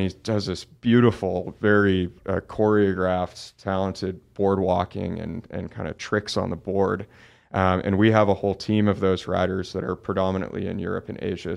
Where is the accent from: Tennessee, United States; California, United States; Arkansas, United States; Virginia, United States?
California, United States; Oakland; I grew up in Oakland, California, so a pretty big, you know, city.